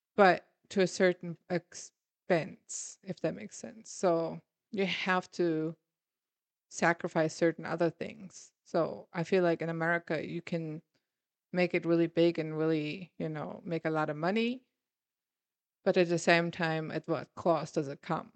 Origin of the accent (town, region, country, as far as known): Germany; moved away as an adult; now in United States